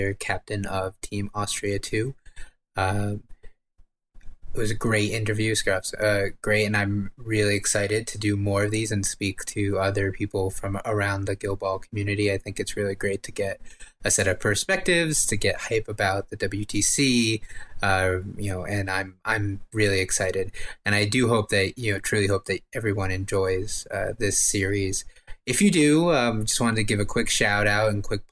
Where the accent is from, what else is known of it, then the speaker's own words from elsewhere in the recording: United States; as an American